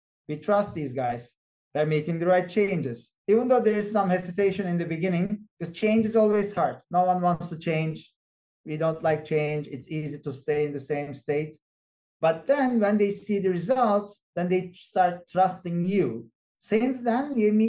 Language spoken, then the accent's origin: English; Turkey; moved away as an adult; now in Boston, United States; I'm originally from Turkey, so I know the culture